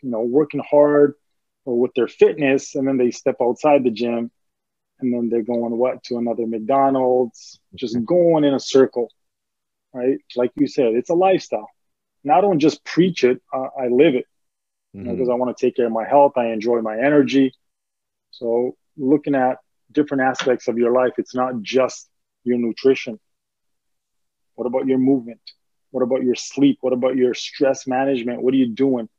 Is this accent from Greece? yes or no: yes; Greece; moved away; growing up in Greece, we were very poor.